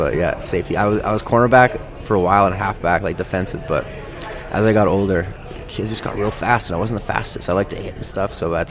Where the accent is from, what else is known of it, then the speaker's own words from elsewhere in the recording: Okotoks, Alberta, Canada; now in Calgary, Canada; Yeah, I was born in Calgary. Moved to Okotoks, a small town out of Calgary, when I was like two.